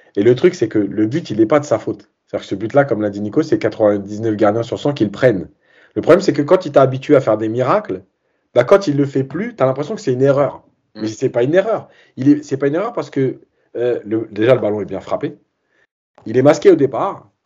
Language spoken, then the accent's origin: French; Algeria; en tant qu'Algérien